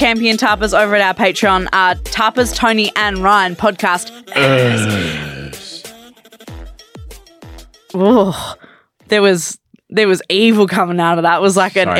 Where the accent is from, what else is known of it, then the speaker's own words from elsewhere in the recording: Australia; no, we're from Australia.